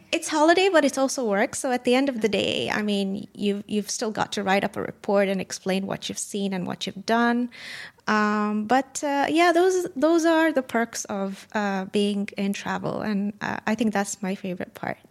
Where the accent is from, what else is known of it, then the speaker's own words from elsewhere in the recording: Kenya; moved away; I was born and raised in Kenya, and we went on safari pretty much all the time